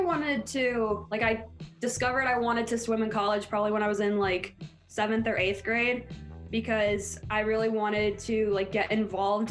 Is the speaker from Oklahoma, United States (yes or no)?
no; Mahwah, New Jersey, United States; I'm from Mahwah, New Jersey.